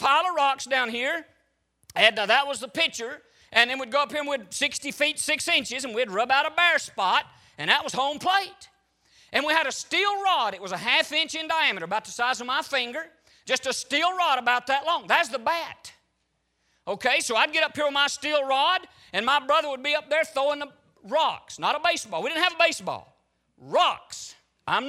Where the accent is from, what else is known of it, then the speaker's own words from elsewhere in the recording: Hog Jaw, Alabama, United States; I grew up in Alabama.